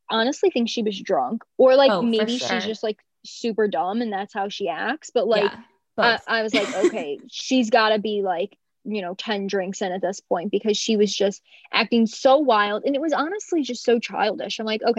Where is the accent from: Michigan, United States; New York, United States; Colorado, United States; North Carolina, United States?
North Carolina, United States; like having that connection of like, yeah, we're both from North Carolina.